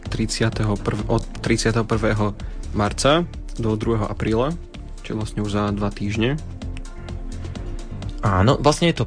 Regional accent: central Slovakia, Slovakia; also born or lived in Španiá Dolina; ja som eh, z Strednoslovenska, eh, z také malej dedinky pod Zamčok

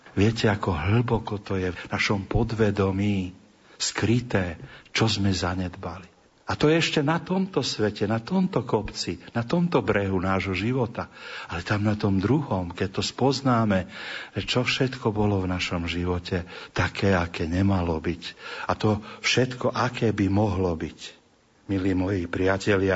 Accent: Trnava, Trnava Region, Slovakia; U nás v Trnave

